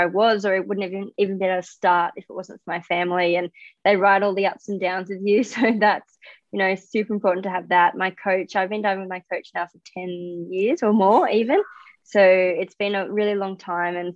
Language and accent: English; Australia; I'm an Australian diver